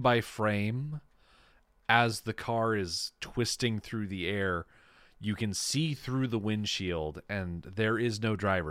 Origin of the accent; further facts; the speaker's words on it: United States; as an American